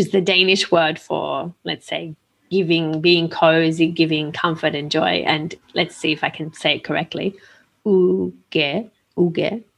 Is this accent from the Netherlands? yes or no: no; Australia; now in Italy; I grew up in Australia